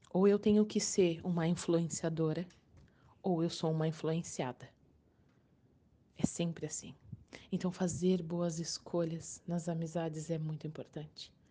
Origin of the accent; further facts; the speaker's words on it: Balneário Arroio do Silva, Santa Catarina, Brazil; Para quem ainda não me conhece … eu sou aqui de Balneário Arroio do Silva, Santa Catarina.